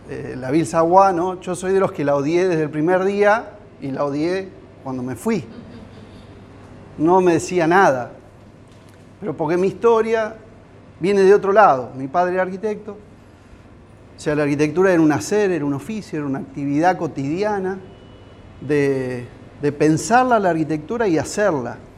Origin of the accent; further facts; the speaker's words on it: Giles, Buenos Aires, Argentina; soy arquitecto, soy de Giles.